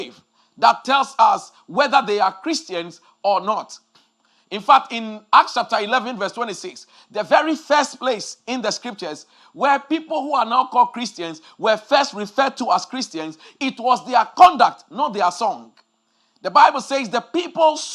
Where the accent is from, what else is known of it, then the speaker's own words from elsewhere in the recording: Ghana; when we were growing up in Ghana years ago